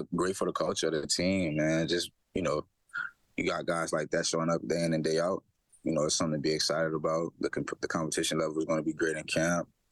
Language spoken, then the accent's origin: English; Louisiana, United States; moved away; also born or lived in Hamilton, Canada; I'm from Louisiana